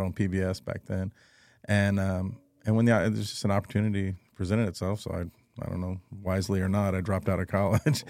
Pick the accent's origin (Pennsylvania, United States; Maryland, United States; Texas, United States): Texas, United States; Cuero; now in San Antonio, United States; I'm originally from San Antonio. I was raised in Cuero, Texas